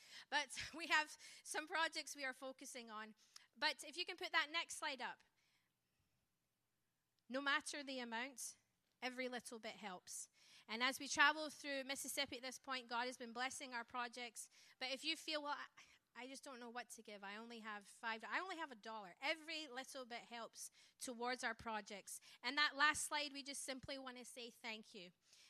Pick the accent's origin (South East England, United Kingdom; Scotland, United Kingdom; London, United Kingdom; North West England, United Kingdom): Scotland, United Kingdom; born there; accent: Scottish; I don't have an American accent for that reason. I was born in Scotland. I am a missionary kid, so that's where my twang comes from.